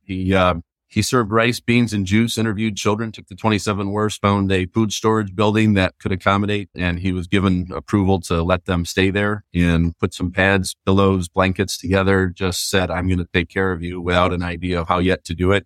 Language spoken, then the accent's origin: English; Grand Rapids, Michigan, United States; I grew up in Grand Rapids